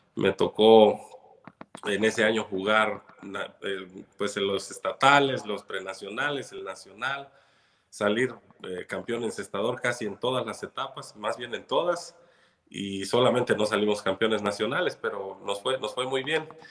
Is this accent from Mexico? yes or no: yes; Chilpancingo, Guerrero, Mexico; chilpancingueño de, de mucho corazón, nací aquí en Chilpancingo.